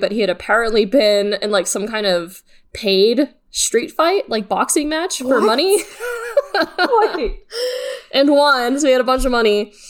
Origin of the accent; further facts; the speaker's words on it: Austin, Texas, United States; moved away; I'm from Austin, Texas, and when I was still a wee lass. In Austin, Texas, I was high school-aged, at least.